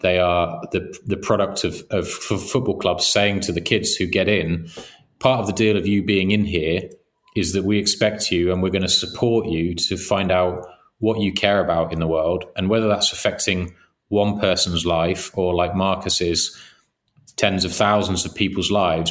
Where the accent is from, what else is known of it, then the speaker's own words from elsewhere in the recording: England, United Kingdom; we grew up in England